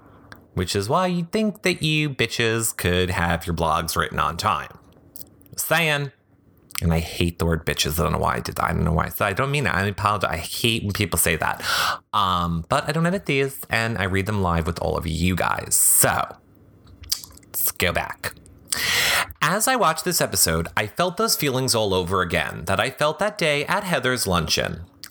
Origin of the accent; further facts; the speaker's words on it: Midwest, United States; I grew up in the Midwest, where I come from.